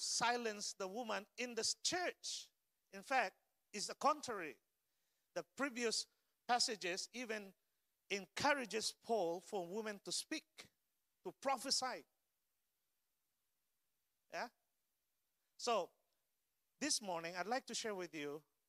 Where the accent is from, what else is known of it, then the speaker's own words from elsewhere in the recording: Philippines; English is a second language; moved away; as a Filipino Asian